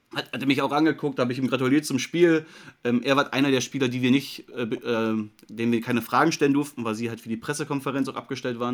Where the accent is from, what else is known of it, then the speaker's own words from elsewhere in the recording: Germany; als Deutscher